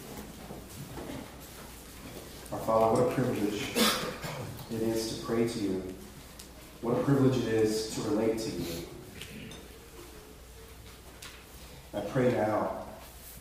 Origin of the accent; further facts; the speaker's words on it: rural North Carolina, United States; I grew up in the Bible Belt, rural North Carolina